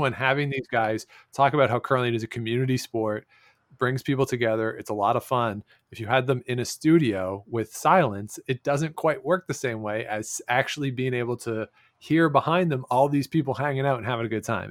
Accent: Canada; born or raised there

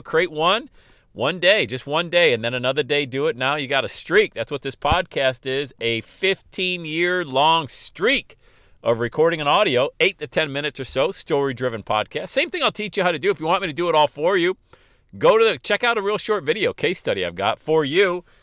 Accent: Loveland, Ohio, United States; here in my hometown of Loveland, Ohio, bedroom community of Cincinnati

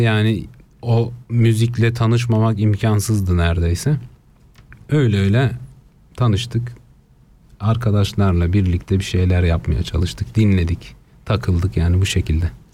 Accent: Basel, Basel-Stadt, Switzerland; Ben İsviçre Basel'de doğdum.

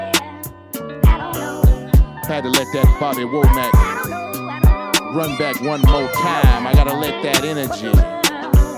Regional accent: the South, United States; accent: southern; my southern accent

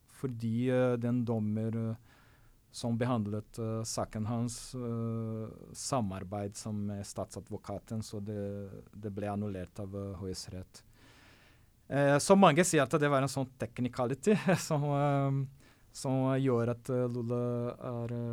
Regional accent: Brazil; Norwegian is a second language; now in Norway; for meg som brasilianer

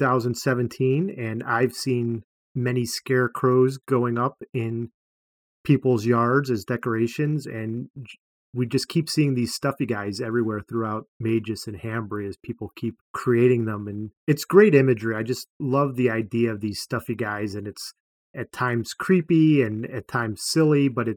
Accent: Midwest, United States; accent: Midwestern; my Midwestern accent

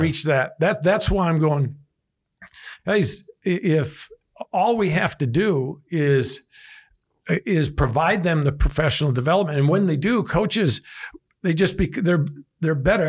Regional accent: Evansville, Wisconsin, United States; born or raised there

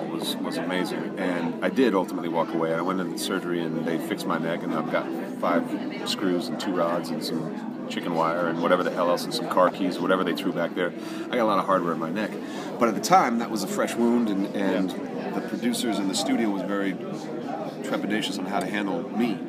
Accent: California, United States; I'm from California

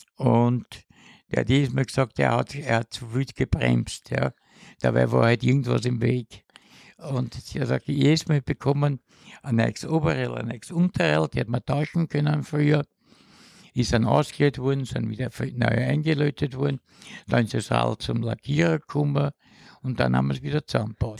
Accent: Vienna, Austria; also born or lived in Haldensleben, Germany; Mit Pausen bin ich aufgewachsen in 16 Bezirk

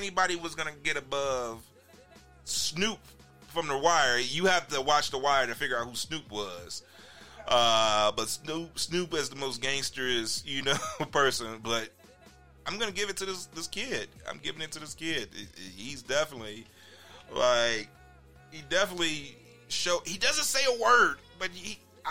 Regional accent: Chicago, Illinois, United States; I'm from Chicago

